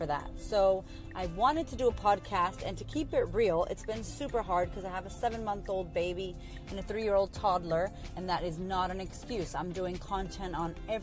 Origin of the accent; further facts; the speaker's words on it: Boston, Massachusetts, United States; moved away as an adult; now in Melbourne, Australia; I live in Australia, clearly not from Australia originally. I'm from America, from Boston, and I moved here about 8 years ago